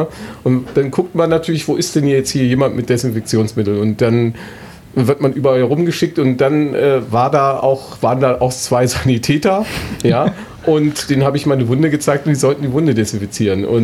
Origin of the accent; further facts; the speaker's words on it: Northern Germany, Germany; Ich komme ja aus dem Norden und bei mir ist es in die Wiege gelegt worden, weil mein Onkel war früher Präsident von Werder Bremen.